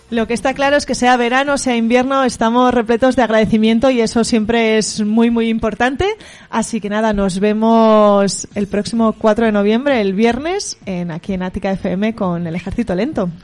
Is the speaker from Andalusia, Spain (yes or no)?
no; Valencian Community, Spain; moved away as an adult; now in Pamplona, Spain; Yo soy valenciana